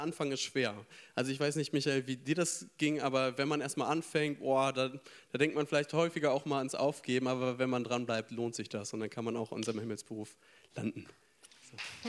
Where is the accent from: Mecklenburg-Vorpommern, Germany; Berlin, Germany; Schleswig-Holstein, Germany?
Schleswig-Holstein, Germany; moved away as an adult; now in Frankfurt, Germany; ich bin theoretisch gemütlich auf dem Land groß geworden und zwar in Schleswig-Holstein